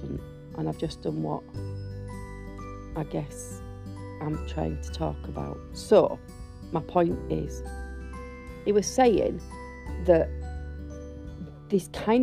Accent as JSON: {"language": "English", "country": "United Kingdom", "said": "we're white British"}